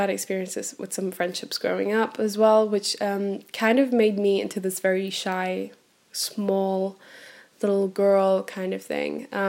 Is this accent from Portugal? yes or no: yes; Centro, Portugal; also born or lived in Bremen, Germany; I was born in Germany on the 8th of August 96. So I'm originally from Germany and Bremen. All around from Bremen. My whole family is German. But when I was 6 years old, we decided to move to Portugal. So I grew up in a teeny tiny little countryside village in central Portugal